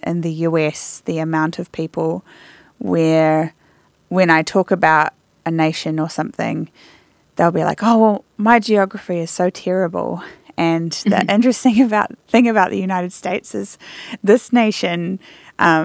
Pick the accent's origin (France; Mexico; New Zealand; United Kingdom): New Zealand; moved away; I'm from New Zealand